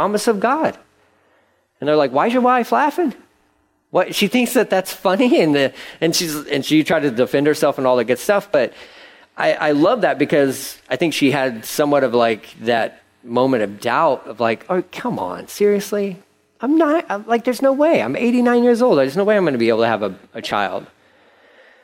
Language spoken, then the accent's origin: English; Texas, United States; I've had a Texas driver's license for over 20 years.